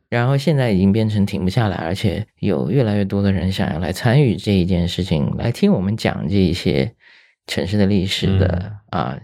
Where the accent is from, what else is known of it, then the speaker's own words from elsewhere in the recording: Shanghai, China; moved away as an adult; also born or lived in Japan; 我突然回到上海，其实我是身在上海，长在上海的一个人，对吧？但是工作之后去的日本